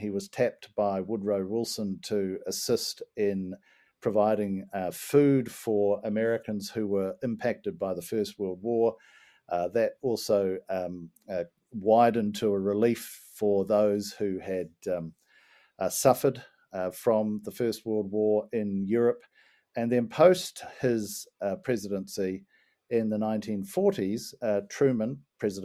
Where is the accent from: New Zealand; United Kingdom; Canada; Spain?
New Zealand; being a New Zealander